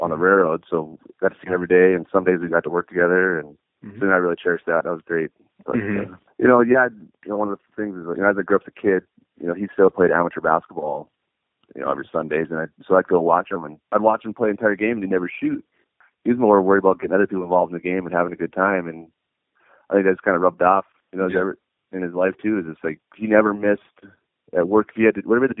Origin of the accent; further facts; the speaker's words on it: Minot, North Dakota, United States; also born or lived in Williston, North Dakota; I was born in Williston, but grew up in Minot